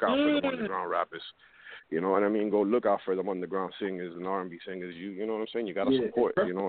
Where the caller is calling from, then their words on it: Miami, Florida, United States; I'm calling from Miami.